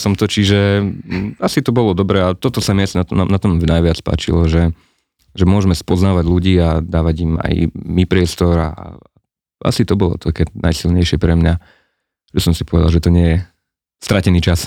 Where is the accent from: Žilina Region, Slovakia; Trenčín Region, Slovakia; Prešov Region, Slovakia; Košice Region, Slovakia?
Žilina Region, Slovakia; Liptovský Mikuláš; also born or lived in Ružomberok; mám na starosti kultúru a cestovný ruch práve tu v meste Ružomberok, ale pochádzam z Mikuláša